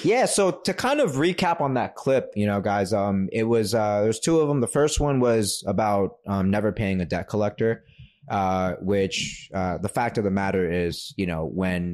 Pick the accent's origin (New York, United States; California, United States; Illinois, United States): New York, United States; Born and raised in New York.